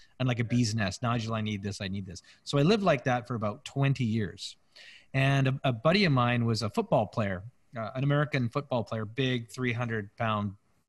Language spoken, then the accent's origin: English; Canada; We're Canadian surfers